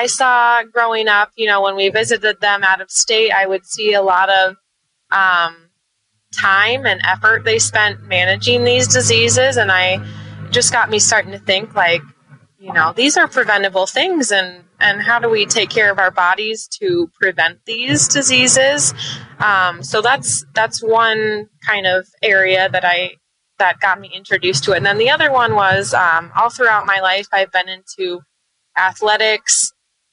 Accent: Ames, Iowa, United States; I'm originally from Ames, Iowa

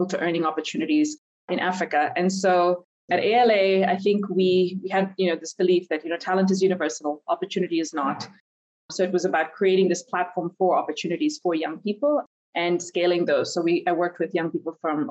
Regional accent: India; moved away; also born or lived in Nigeria / United States; I was born and raised in India, but also grew up a little bit in Nigeria.

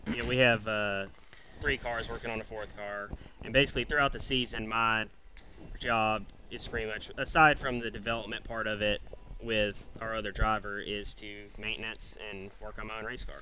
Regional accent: Tennessee, United States; moved away; I grew up racing in Tennessee

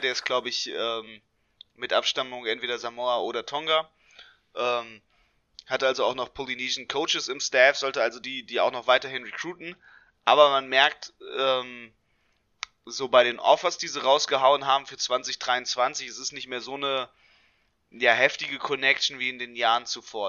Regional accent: Hanover, Lower Saxony, Germany; hier in meiner Heimatstadt in Hannover

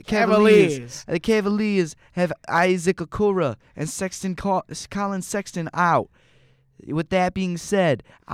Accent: Hartford, Connecticut, United States; also born or lived in Brooklyn; I'm from Connecticut.

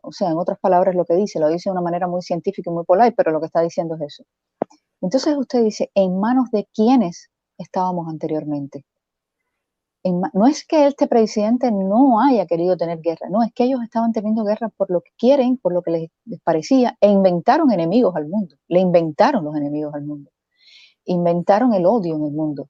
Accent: Cuba; moved away; Yo soy cubana

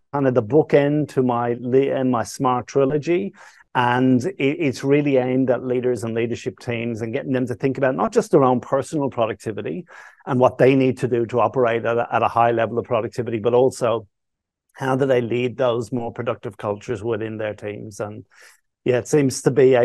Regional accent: Dublin, Leinster, Ireland; now in Australia; Growing up in Dublin

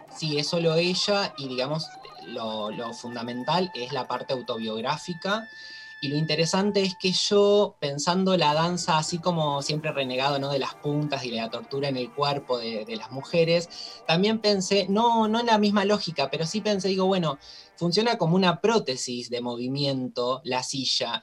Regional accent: Toay, La Pampa, Argentina; moved away; yo soy de La Pampa y eh, vengo de un pueblo, del pueblo de Olga Orozco, de un pueblito muy chiquito que se llama Toay

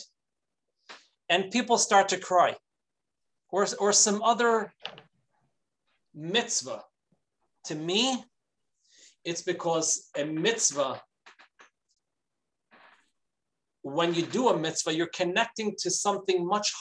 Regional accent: New York City, New York, United States; moved away as an adult; now in Florida, United States; Growing up in Brooklyn, going to Manhattan

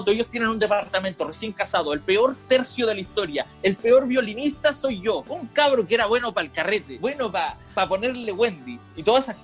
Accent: Ecuador; also born or lived in Chile; yo nací en Ecuador, soy ecuatoriano. La cosa es que mi vida no solamente fue en Ecuador, sino que mi vida fue ir y venir de Chile a Ecuador, Chile a Ecuador. Mi papá es ecuatoriano, mi mamá es chilena.

